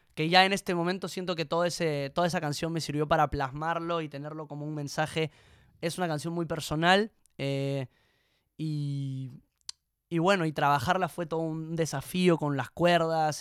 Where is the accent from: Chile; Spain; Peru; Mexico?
Peru; cuando me preguntan de dónde soy, digo que soy peruano